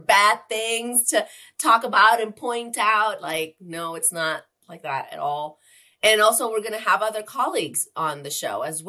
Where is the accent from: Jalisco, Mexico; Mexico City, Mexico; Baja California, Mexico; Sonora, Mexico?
Baja California, Mexico; Tijuana; I'm from Tijuana